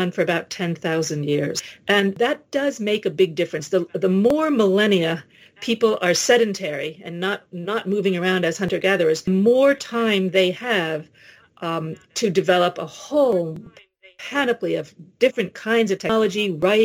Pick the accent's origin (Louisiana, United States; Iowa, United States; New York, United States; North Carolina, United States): New York, United States; New York City; I grew up in New York City